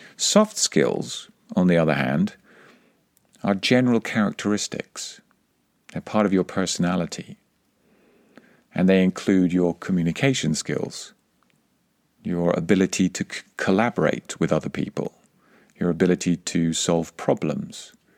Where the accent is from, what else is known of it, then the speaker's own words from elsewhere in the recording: England, United Kingdom; accent: English; My English accent, when I speak Spanish, is part of who I am. It's part of my heritage